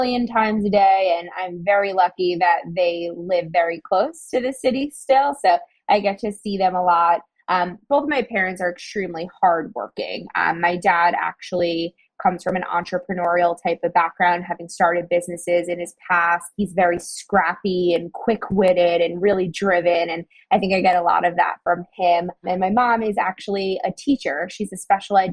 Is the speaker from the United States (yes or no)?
yes; suburbs outside of New York City, United States; now in New York City, United States; I'm born and raised in New York. I grew up in the suburbs outside of New York